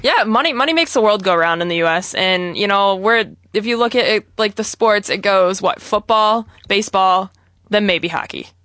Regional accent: Hartland, Michigan, United States; I'm from Heartland and I'm be, directly in between Flint, Detroit, and East Lansing, and Lansing

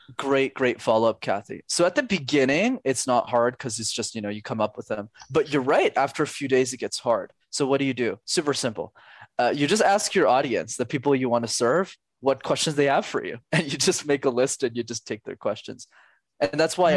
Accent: Canada; I'm Canadian

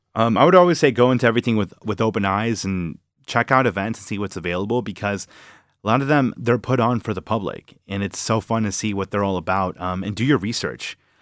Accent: Villa Park, Illinois, United States; moved away as an adult; now in Michigan, United States; I'm from Villa Park, about half hour from the city. Um, you know, born and raised in the suburbs.

